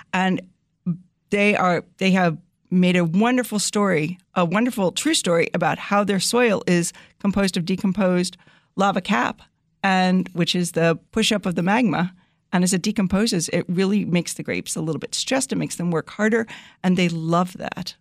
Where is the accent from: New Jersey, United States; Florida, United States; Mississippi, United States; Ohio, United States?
New Jersey, United States; moved away as an adult; also born or lived in Connecticut / Syracuse, New York; now in El Dorado County, California, United States; I grew up in New Jersey